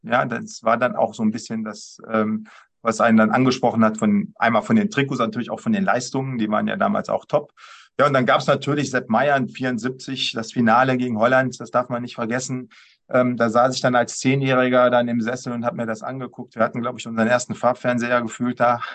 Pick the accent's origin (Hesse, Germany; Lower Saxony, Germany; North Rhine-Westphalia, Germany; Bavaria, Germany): North Rhine-Westphalia, Germany; Düsseldorf; als Düsseldorfer